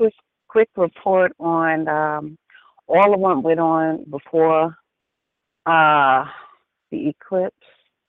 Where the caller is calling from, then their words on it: Annapolis, North Carolina, United States; Annapolis, North Carolina.